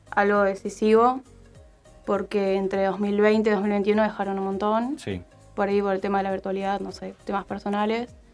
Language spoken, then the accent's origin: Spanish; Rafael Calzada, Buenos Aires Province, Argentina; soy de Raspal Calzada.